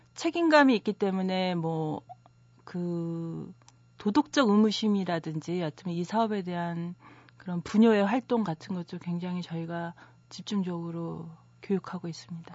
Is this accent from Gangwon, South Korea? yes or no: yes; Hwacheon, Gangwon, South Korea; moved away; 저도 강원도 화천에서 자라서